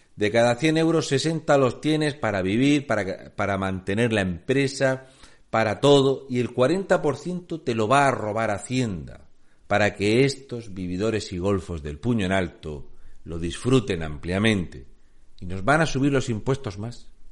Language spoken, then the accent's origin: Spanish; Spain; somos el peor país gestionado de Europa